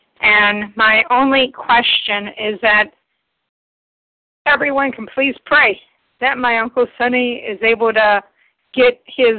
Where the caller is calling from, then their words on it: Ohio, United States; My first initial is J, and I'm from Ohio.